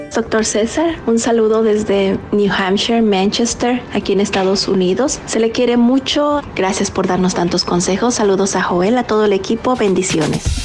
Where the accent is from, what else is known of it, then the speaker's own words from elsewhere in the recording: Cuba; now in Miami, United States; vivo en Miami, soy cubana